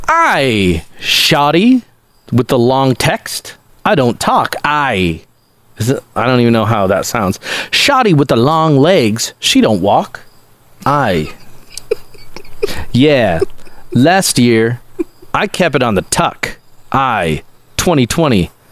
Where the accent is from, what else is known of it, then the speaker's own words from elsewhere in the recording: Cambridge, Ontario, Canada; We're buddies because we're both from the Toronto area. I'm going to say Cambridge is kind of like Toronto.